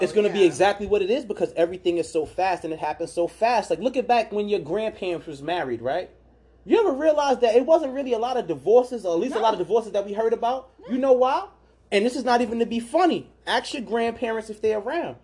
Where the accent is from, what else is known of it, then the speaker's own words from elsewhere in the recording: New York City, New York, United States; where I grew up at in New York, it was a movie theater called Cross Bay